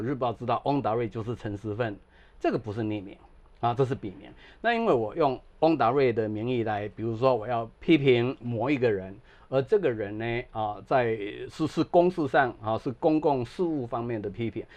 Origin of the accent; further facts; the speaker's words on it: southern Taiwan, Taiwan; moved away as an adult; now in United States; 像我在南部成长